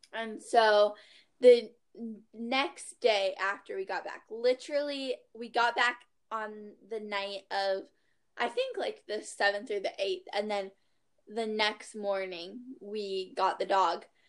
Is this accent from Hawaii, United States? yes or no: yes; Maui, Hawaii, United States; I'm from Maui